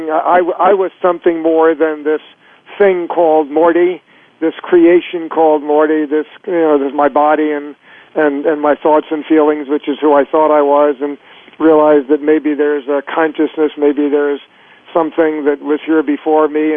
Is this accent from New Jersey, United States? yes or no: no; Florida, United States; also born or lived in Chicago, United States / New York, United States / California, United States / Connecticut, United States; now in Northern California, United States; I was born in Florida and moved to New York after the University of Chicago